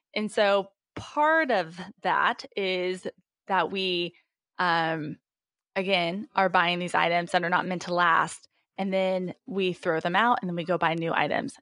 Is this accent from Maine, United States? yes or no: no; Indiana, United States; moved away as an adult; also born or lived in Memphis, Tennessee / Pennsylvania; now in Cincinnati, United States; I am originally from Indiana